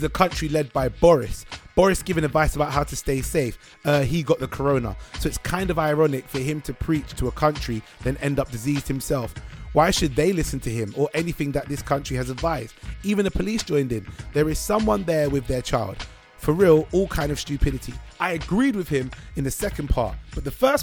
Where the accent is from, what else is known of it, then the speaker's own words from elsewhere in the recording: United Kingdom; I'm British